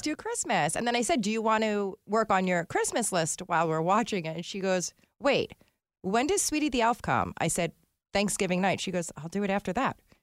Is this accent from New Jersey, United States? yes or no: yes; New Jersey, United States; we're all from North Jersey